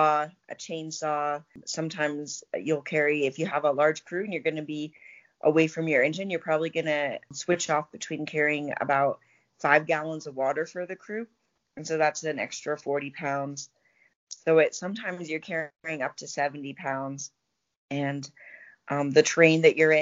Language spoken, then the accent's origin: English; Colorado Springs, Colorado, United States; I grew up in Colorado Springs, and I went to school at CU Boulder